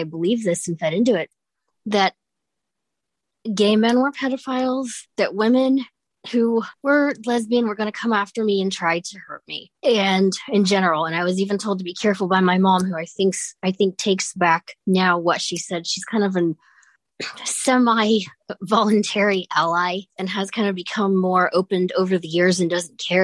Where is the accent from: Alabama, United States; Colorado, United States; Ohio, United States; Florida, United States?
Ohio, United States; Columbus; I'm from Columbus, Ohio